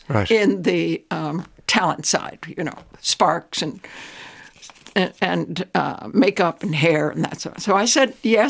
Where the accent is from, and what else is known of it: Westchester County, New York, United States; born or raised there; moved away as an adult; now in Ireland